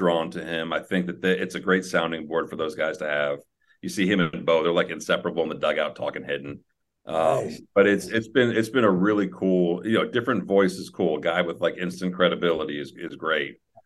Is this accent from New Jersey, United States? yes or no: yes; New Jersey, United States; I grew up in New Jersey.